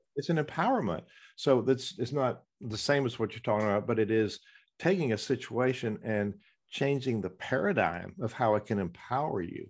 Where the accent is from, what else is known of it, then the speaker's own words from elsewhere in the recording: the South, United States; accent: southern; it's my southern accent.